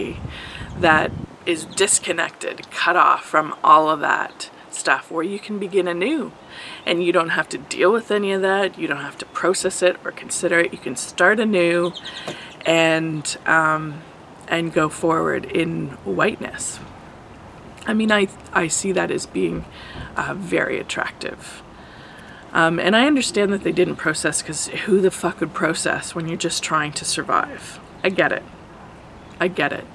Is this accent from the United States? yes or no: no; Canada; identity as a Canadian